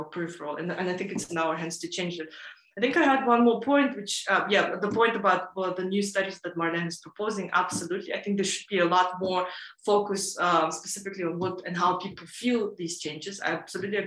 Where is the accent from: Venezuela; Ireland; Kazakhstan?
Kazakhstan; I am from Kazakhstan